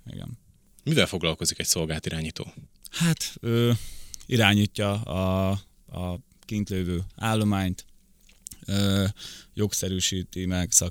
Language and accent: Hungarian; Rakhiv, Zakarpattia Oblast, Ukraine; born there; kárpátaljai, ugye sok kárpátaljai jön át onnan, tudják a többsége, hogy egyébként hol van Rahó, ahol születtem